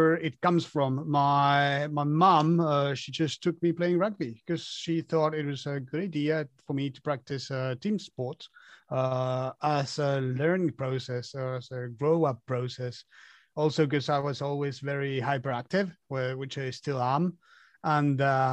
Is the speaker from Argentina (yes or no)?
yes; Argentina; moved away; Argentina is my home. My family is there.